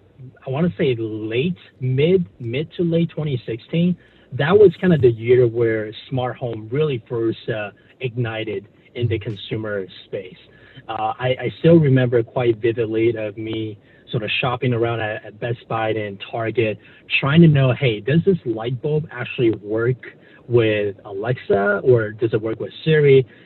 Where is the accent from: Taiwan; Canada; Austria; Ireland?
Taiwan; You know, growing up, you know, I was born and raised in Taiwan.